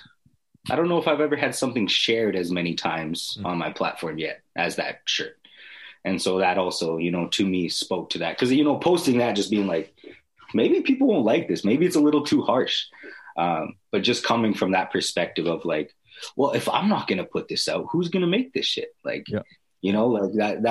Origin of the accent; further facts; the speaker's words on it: Edmonton, Alberta, Canada; I grew up in the North Side Edmonton